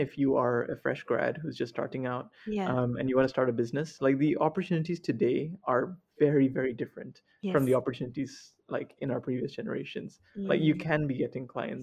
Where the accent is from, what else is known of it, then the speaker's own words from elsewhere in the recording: Sarawak, Malaysia; I came from Sarawak, in a very small government school as well